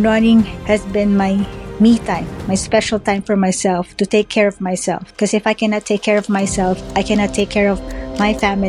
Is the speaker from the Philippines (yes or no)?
yes; Philippines; now in United States; from Isabel, California, originally from the Philippines.